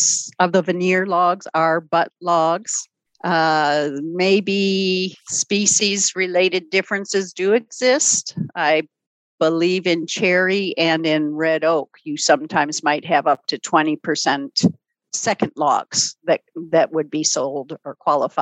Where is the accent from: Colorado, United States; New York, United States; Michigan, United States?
Michigan, United States; Ann Arbor; I was a small city kid. I grew up in Ann Arbor, Michigan